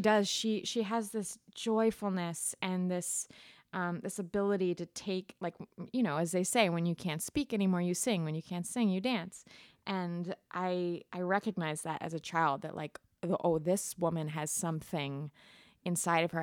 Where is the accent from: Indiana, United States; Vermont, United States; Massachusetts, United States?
Vermont, United States; Middlebury; moved away as an adult; also born or lived in California / New York; I'm originally from Vermont, Middlebury